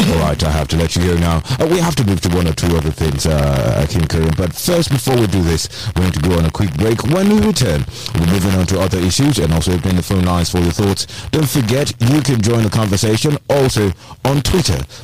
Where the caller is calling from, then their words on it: Abeokuta, Ogun State, Nigeria; from Abeokuta.